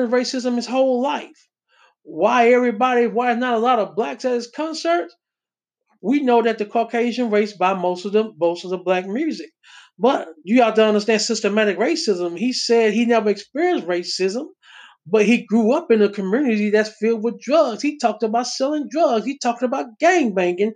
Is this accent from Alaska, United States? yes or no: no; Texas, United States; I come from Texas.